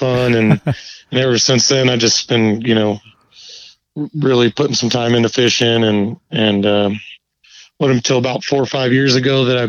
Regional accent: Huntington Beach, California, United States; moved away as an adult; now in San Luis Obispo, United States; I did grow up in Southern California. I grew up in Huntington Beach, went to Huntington Beach High.

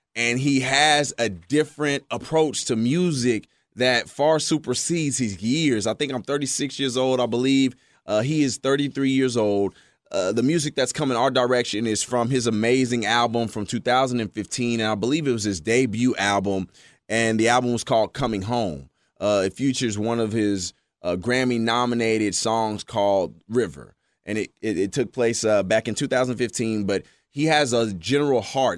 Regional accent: Texas, United States; growing up in Texas

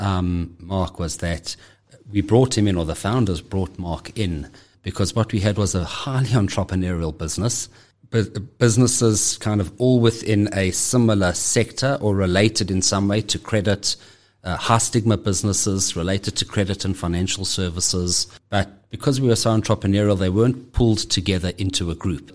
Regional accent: Johannesburg, Gauteng, South Africa; I'm, I'm born and bred in Johannesburg. Uh, have always lived here

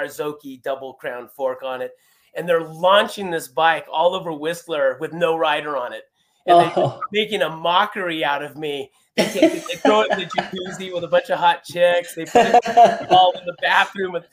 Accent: Lake Arrowhead, California, United States; I'm from Lake Arrowhead, so this is my backyard for riding

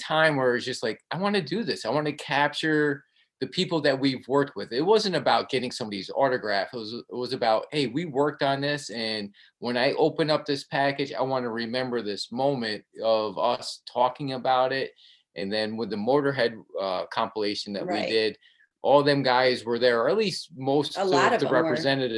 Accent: Albany, New York, United States; also born or lived in Colonie, New York; I'm from Albany, born and raised, actually grew up in the, you know, the city part of Albany, then moved to Colony, which is like the suburbs of Albany.

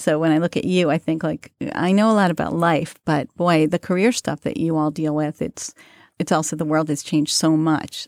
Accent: New York City, New York, United States; I grew up in Queens

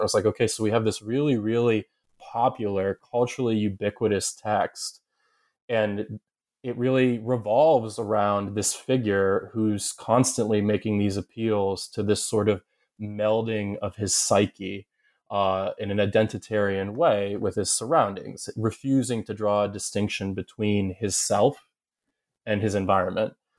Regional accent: Southern Ohio, United States; moved away as an adult; also born or lived in upstate New York / Kentucky / Massachusetts; I grew up in Southern Ohio, uh, though I'm from ups, upstate New York

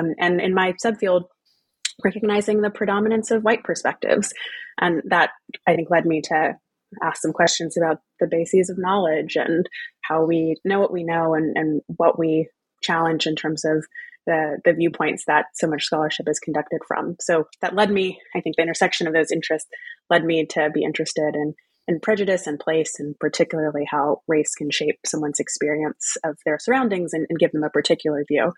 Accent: Texas, United States; also born or lived in Louisiana / New England / United Kingdom; In my case, that's family roots in Louisiana, growing up in Texas, going to college in New England, and going to the UK for grad school.

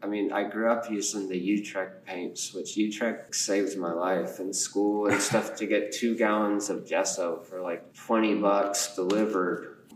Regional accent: California, United States; also born or lived in Japan; I was born in Japan. Then we moved to California.

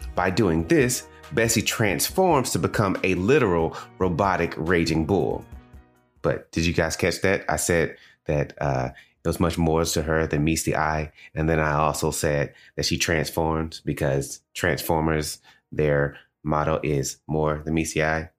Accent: the American South, United States; accent: Southern; As a man, born and raised in the American South, I have been looked down upon as less intelligent and even coerced into changing the way I speak to become more quote unquote neutral

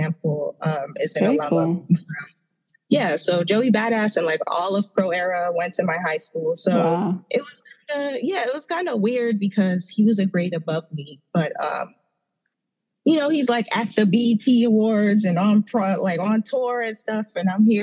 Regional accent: New York City, New York, United States; moved away as an adult; also born or lived in Trinidad (parents' origin); Did I tell anybody that I'm from Brooklyn yet? Or like, you know, because I'm just so like in love with where I grew up and where I came from

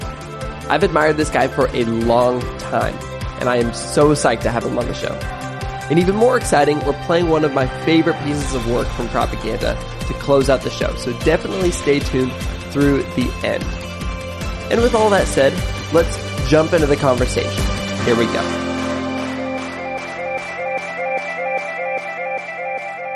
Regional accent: Pacific Northwest, United States; I grew up in a small little town in the Pacific Northwest

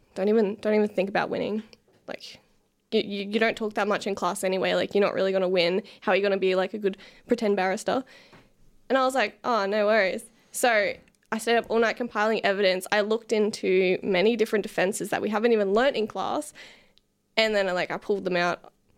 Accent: Lowood, Queensland, Australia; I grew up in the lovely town called Lowood

